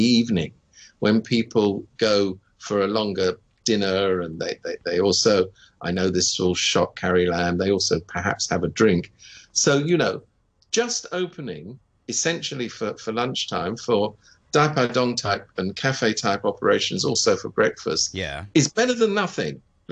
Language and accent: English; United Kingdom; moved away; I speak as a Brit